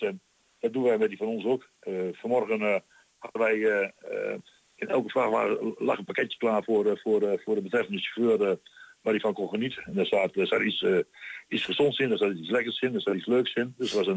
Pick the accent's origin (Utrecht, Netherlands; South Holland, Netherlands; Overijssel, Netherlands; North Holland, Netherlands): Overijssel, Netherlands; Twente; accent: Twents